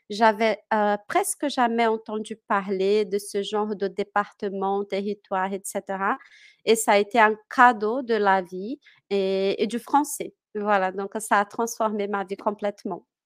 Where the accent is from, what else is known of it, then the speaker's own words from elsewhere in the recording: Minas Gerais, Brazil; born there; French is a second language; Moi, je suis née à Minas Gerais que c'est euh, bah, à l'intérieur du continent, dans les mmh. terres du continent. Je suis née là-bas.